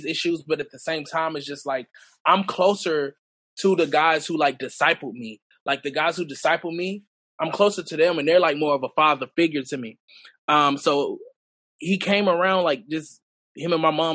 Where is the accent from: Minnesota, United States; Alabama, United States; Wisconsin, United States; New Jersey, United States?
Alabama, United States; Montgomery; also born or lived in New York; I was basically really raised in Montgomery